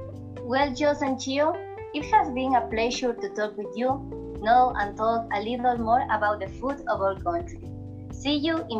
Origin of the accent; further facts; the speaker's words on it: Esmeraldas, Ecuador; I'm from Esmeraldas